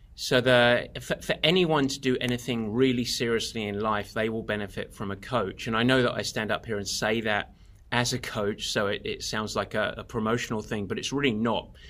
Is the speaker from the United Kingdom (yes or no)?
yes; England, United Kingdom; now in California, United States; I'm, I'm English originally, although, uh, plenty of Americans confuse me for Australian.